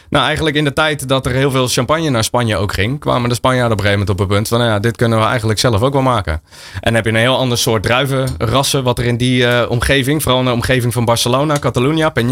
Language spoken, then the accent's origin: Dutch; Netherlands; Eh, en je wil om vijf uur als Nederlander ik van nou, eh, tijd voor avondeten.